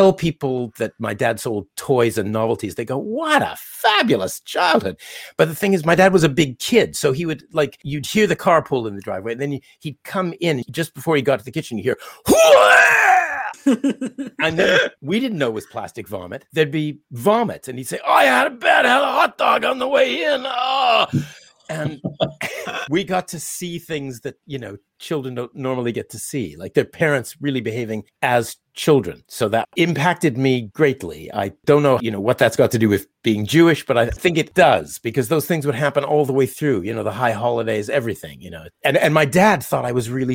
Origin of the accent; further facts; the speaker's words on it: Winnipeg, Manitoba, Canada; now in London, United Kingdom; my dad was born in Winnipeg, where I was born